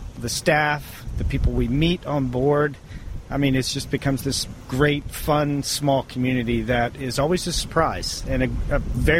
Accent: Baltimore, Maryland, United States; Baltimore, Maryland.

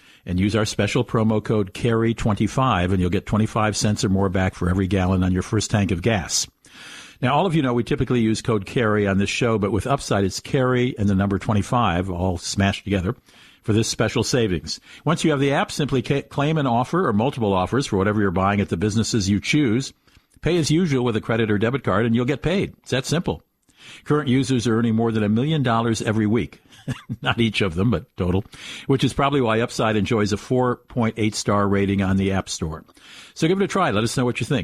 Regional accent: Washington, District of Columbia, United States; In Washington, D.C., I consider my hometown

